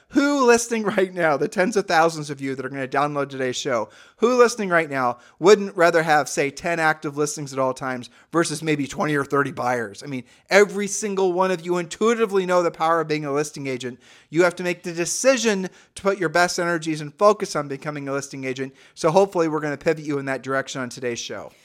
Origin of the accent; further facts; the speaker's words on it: Midwest, United States; we're from the Midwest